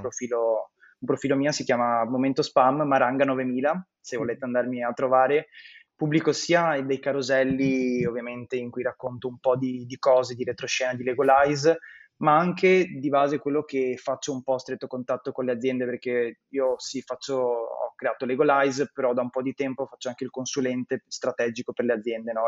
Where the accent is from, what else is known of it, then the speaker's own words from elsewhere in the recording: Veneto, Italy; Io sono veneto